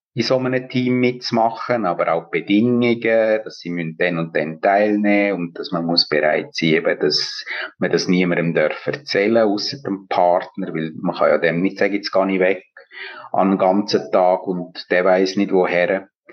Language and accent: German; Engadin, Graubünden, Switzerland; moved away as an adult; also born or lived in Bern / Schwarzenburg; Ich bin in Engadin aufgewachsen und habe in Bern Theologie studiert